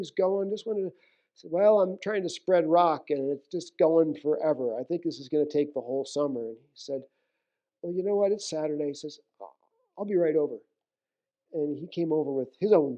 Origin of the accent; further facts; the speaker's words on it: New York City, New York, United States; moved away; I'm from New York City area